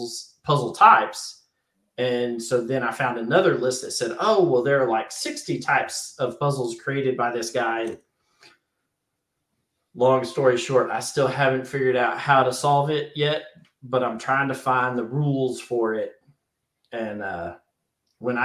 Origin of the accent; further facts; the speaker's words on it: United States; I'm an American